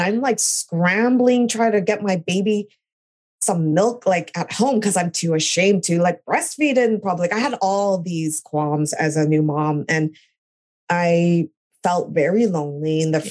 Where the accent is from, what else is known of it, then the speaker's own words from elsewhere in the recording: Canada; moved away as an adult; also born or lived in California, United States; now in New York, United States; I'm originally Canadian. I was born in California, but I moved to Canada when I was two